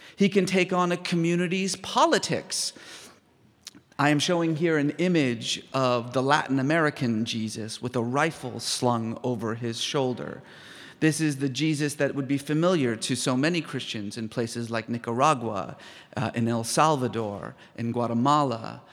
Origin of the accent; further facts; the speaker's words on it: Iran; moved away; I was born in Iran